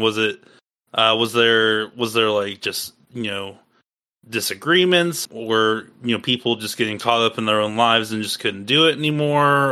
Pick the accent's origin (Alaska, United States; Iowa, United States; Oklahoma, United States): Iowa, United States; moved away; I'm originally from Iowa, and um, I have family there.